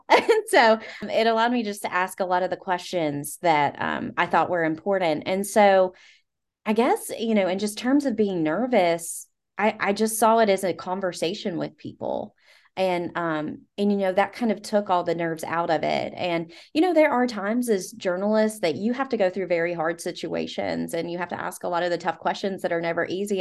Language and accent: English; Southwest Virginia, United States; I'm from Southwest Virginia